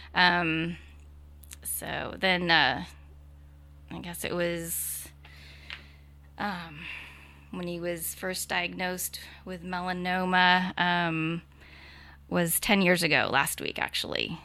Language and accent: English; Burbank, California, United States; moved away; also born or lived in Hawaii / Australia / San Diego; I'm originally from Burbank, um, but have lived in Hawaii, Australia, San Diego for a really long time.